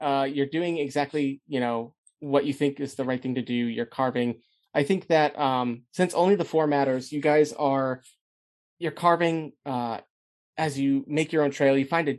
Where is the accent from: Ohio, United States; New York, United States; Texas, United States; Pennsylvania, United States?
Ohio, United States; Cleveland; I'm from Cleveland.